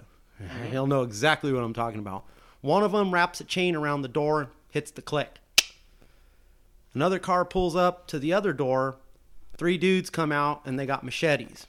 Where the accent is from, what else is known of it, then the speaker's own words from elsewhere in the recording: California, United States; now in Arizona, United States; I am a Californian. I am a Californian through and through